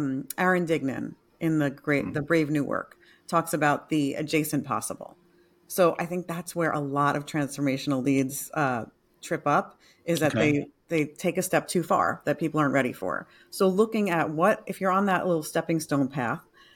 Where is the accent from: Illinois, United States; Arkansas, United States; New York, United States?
New York, United States; moved away; I'm a New Yorker originally